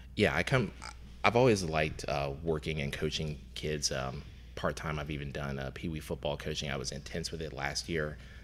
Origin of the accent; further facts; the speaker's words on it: Lexington, Kentucky, United States; also born or lived in Louisville, Kentucky; Originally from Lexington, uh, Lexington, uh, born and raised and went to college in Louisville